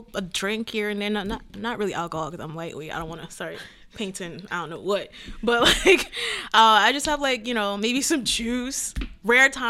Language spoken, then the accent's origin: English; Cameroon; also born or lived in Virginia; now in DMV area, United States; I'm originally from Cameroon, born and raised